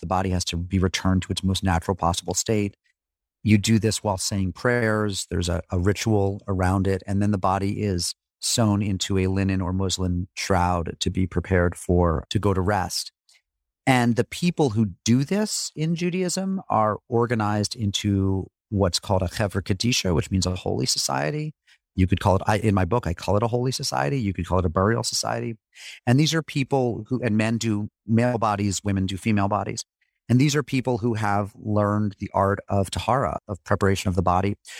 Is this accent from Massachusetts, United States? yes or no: yes; Springfield, Massachusetts, United States; I grew up in Springfield, Massachusetts